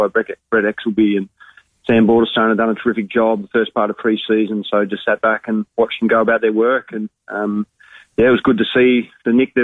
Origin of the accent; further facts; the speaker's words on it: Blue Mountains, New South Wales, Australia; now in Adelaide, Australia; I grew up in the Blue Mountains in New South Wales